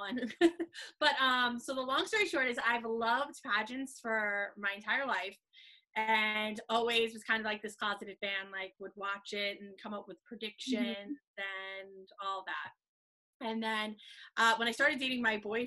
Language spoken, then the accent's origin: English; Long Island, New York, United States; am from Long Island, New York, as you can probably tell by my accent